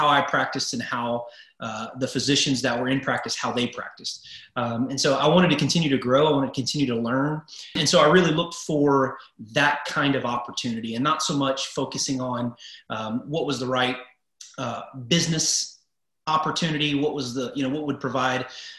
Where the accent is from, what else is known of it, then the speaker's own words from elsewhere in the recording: Houston, Texas, United States; Houston, the Houston area, Southeast Texas is my hometown